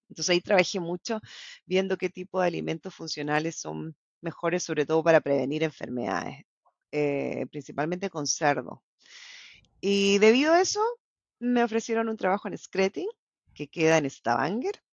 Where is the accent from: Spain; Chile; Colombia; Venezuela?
Chile; La Serena, Coquimbo; moved away as an adult; also born or lived in Bolivia; now in Norway; Yo nací en Bolivia, mi papá es chileno y a los nueve años me mudé a Chile.